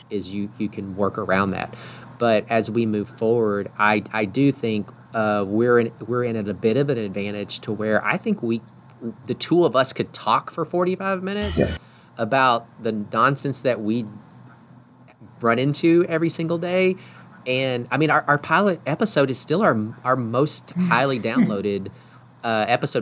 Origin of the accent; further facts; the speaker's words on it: Texas, United States; I'm from Texas which we speak a different dialect of the English language as well